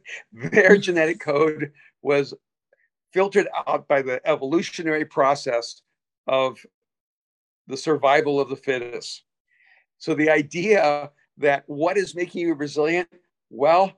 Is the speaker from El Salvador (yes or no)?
yes; El Salvador; English is a second language; moved away; I'm an immigrant from El Salvador. I had to learn a second language in a new society, a new culture with a new people